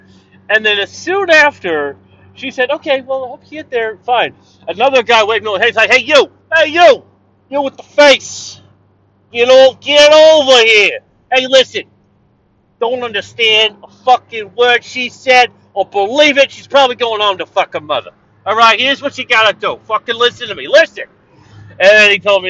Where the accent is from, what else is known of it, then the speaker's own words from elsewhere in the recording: Canada; I'm not an American, I'm a Canadian